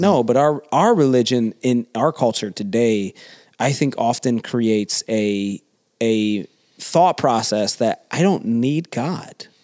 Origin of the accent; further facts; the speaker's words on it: the South, United States; moved away; I came from the South